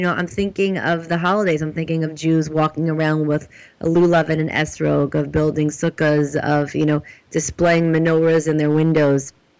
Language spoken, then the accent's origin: English; United States; I'm kind of confused as an American